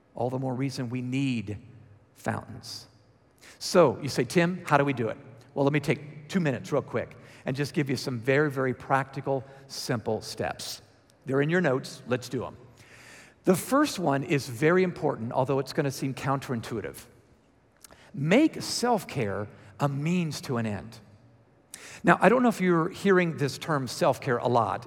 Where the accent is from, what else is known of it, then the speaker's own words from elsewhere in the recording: Georgia, United States; accent: Georgia; my Georgia accent